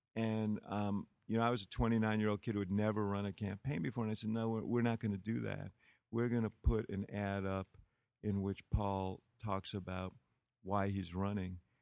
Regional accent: New York, United States; moved away as an adult; now in Chicago, United States; the housing development where I grew up in New York, Stuyvesant Town

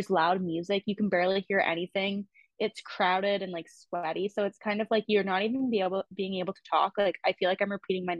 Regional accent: Canada; I'm Canadian

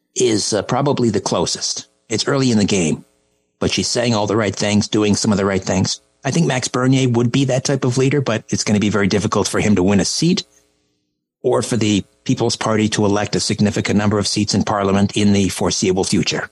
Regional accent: Canada; as a Canadian

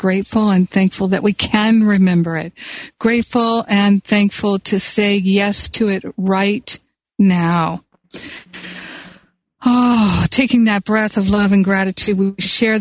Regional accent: Los Angeles, California, United States; Los Angeles, my hometown

